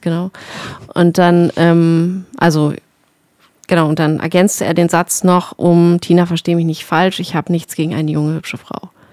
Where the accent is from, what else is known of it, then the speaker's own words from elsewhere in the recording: Berlin, Germany; moved away as an adult; ich bin ja nach sieben Jahren oder Fuchs zurück in meine Heimat Berlin gezogen